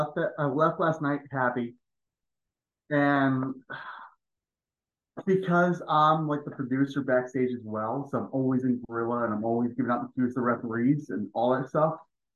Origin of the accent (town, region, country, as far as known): Joliet, Illinois, United States; born or raised there